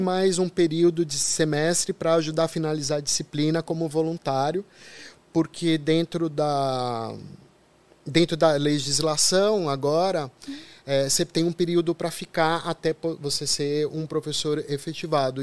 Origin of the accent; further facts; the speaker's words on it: São Paulo, Brazil; eu sou da periferia de São Paulo.